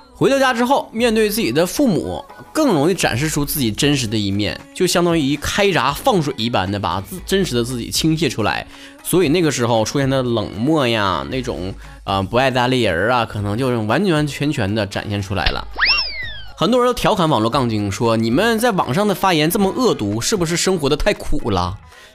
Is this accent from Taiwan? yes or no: no; Northeast China, China; accent: Northeastern (Dongbei) dialect; 我就是东北人